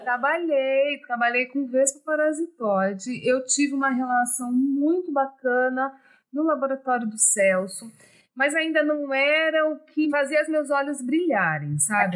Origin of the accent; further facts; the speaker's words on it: São Paulo, Brazil; now in Espírito Santo, Brazil; eu cresci em São Paulo, E depois voltei para o Espírito Santo